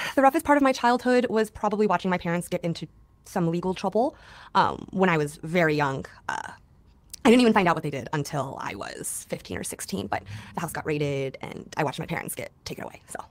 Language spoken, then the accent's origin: English; Griffith, Indiana, United States; In Northwest Indiana, a very small town called Griffith, two miles by two miles